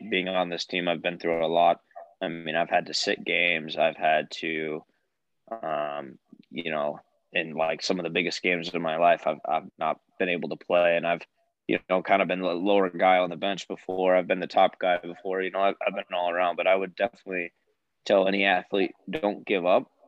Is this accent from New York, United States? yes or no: no; Davenport, Iowa, United States; also born or lived in Chicago, Illinois; I currently live in Davenport, Iowa. So I was born and raised here